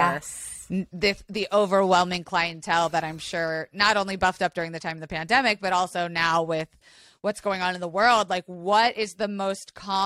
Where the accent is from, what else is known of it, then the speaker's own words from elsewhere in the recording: Florida, United States; also born or lived in California; I was originally born in California, which is like kind of nasty in its own right. But then I grew up in Florida